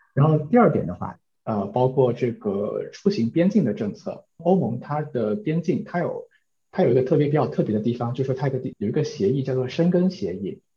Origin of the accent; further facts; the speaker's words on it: China; also born or lived in New Zealand; now in Netherlands; 我们中国人